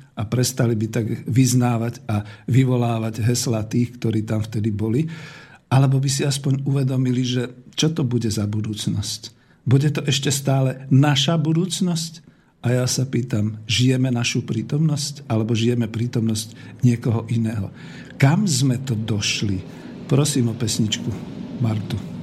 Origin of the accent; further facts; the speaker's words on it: Slovakia; Som Slovák. Mám slovenské korene, bol som a som hrdý na svoju vlast